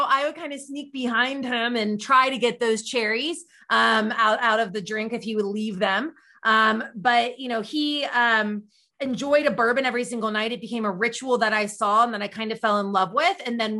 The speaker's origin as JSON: {"language": "English", "region": "Kentucky", "country": "United States", "tie": "born or raised there", "moved": "as an adult", "lives_now": "Chicago, United States", "said": "I'm born and raised in Kentucky, but started my career up in Northern Kentucky."}